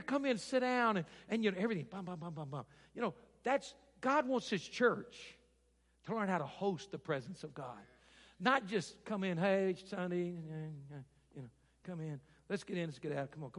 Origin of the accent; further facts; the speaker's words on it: Arkansas, United States; moved away; I grew up in Arkansas